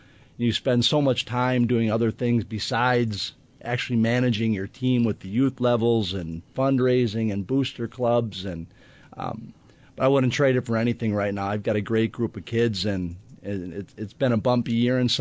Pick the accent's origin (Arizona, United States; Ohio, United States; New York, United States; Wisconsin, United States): Wisconsin, United States; South Milwaukee; I grew up in South Milwaukee. I still live there